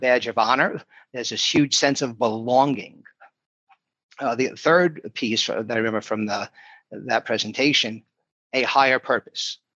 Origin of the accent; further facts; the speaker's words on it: New York City, New York, United States; moved away as an adult; also born or lived in South Florida; I grew up in Brooklyn, New York